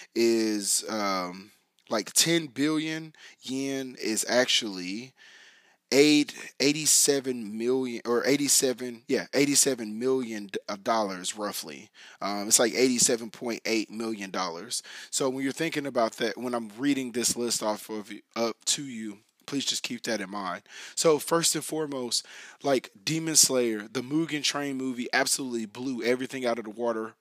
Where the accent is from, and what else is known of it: United States